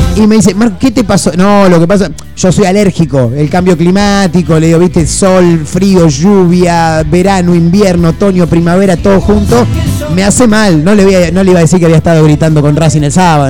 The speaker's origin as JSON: {"language": "Spanish", "country": "Argentina", "said": "somos Argentina"}